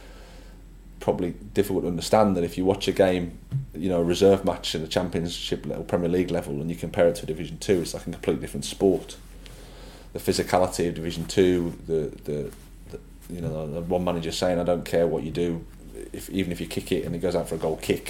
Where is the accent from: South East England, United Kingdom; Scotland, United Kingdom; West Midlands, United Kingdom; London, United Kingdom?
West Midlands, United Kingdom; Birmingham; moved away as an adult; I started off at Birmingham City. It was great as my hometown club.